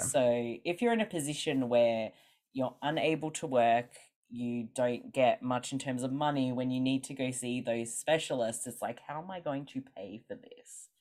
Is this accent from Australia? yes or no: yes; Australia; accent: Australian; I'm from Australia, which maybe people can hear from my accent